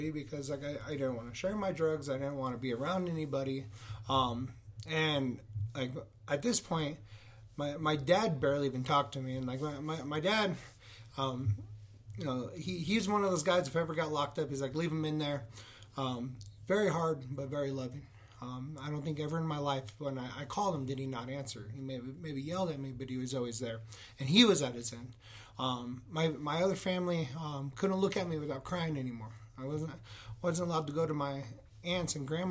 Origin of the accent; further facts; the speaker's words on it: Yuma, Arizona, United States; growing up in Yuma, Arizona, where it's 100 degrees